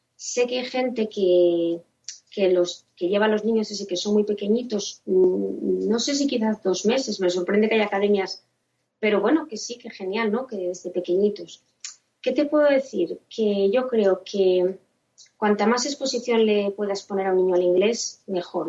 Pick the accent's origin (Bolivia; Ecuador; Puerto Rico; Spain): Spain; personas españolas que, hemos aprendido el, inglés un poco ya de mayores